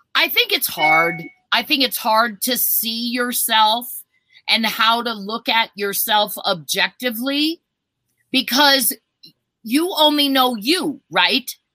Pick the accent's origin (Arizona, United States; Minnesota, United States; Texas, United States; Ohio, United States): Minnesota, United States; now in Colorado, United States; I was born in Minnesota.